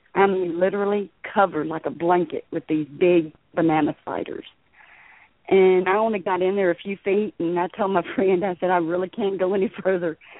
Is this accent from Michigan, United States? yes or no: no; Liberty, Texas, United States; moved away as an adult; also born or lived in Galveston County, Texas; now in Middle Texas, United States; I'm uh, originally from Southeast Texas. Um, I was born and raised in the Liberty area.